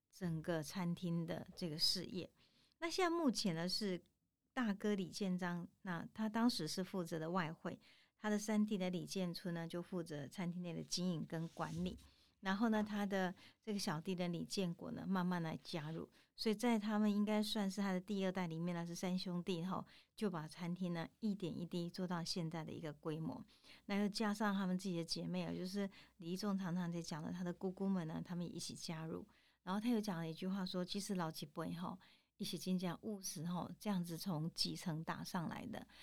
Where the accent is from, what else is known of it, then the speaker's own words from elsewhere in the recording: Tainan, Taiwan; 我们台南人